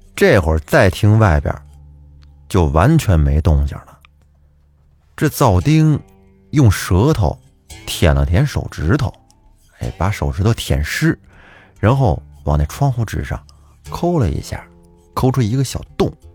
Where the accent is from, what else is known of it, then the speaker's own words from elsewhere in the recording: Huanghua, Hebei, China; 我的故乡也是沧州市，我是沧州黄花人